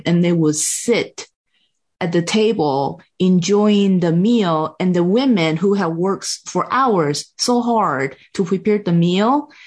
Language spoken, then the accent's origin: English; Taiwan; English is a second language; moved away as an adult; also born or lived in Texas, United States; now in United States; I grew up in Taiwan and in a Buddhist environment